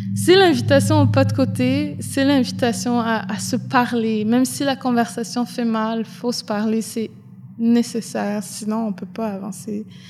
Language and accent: French; Côte-Nord, Quebec, Canada; now in Montreal, Canada; je viens de la Côte-Nord aussi, donc euh, je viens d'une région euh, dans le Nord, je viens d'une communauté Inou